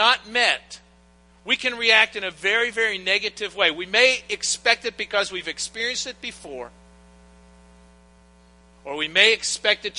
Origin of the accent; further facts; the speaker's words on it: Pittsburgh, Pennsylvania, United States; moved away as an adult; now in Hilton Head Island, United States; I grew up in Pittsburgh